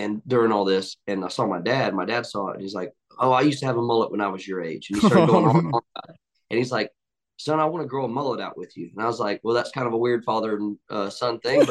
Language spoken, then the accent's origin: English; Liberty County, near Savannah, Georgia, United States; moved away as an adult; now in Nashville, United States; I'm from Savannah, Georgia, right outside of Savannah, Georgia, actually, Liberty County. And I moved to Nashville about 5 years ago